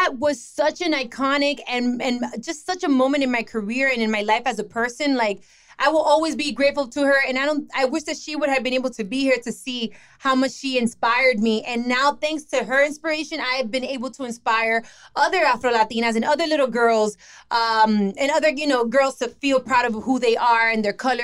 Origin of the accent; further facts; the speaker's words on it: Miami, Florida, United States; I was born here in Miami, okay? I was born here, and I didn't even get to go to my parents' country, the Dominican Republic, till I was like 18.